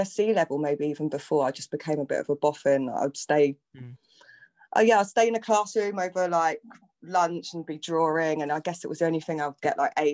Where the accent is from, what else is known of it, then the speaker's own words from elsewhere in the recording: London, United Kingdom; I grew up in London my whole life. So I think I came here like when I was a baby. And I grew up in North London.